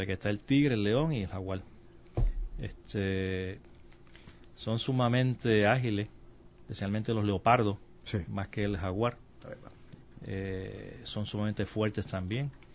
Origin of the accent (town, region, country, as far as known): Puerto Rico